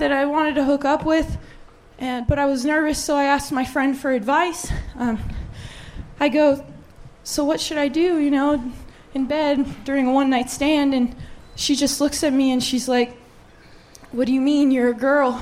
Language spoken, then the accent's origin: English; Stockton, California, United States; now in Austin, United States; I was born and raised in Stockton, California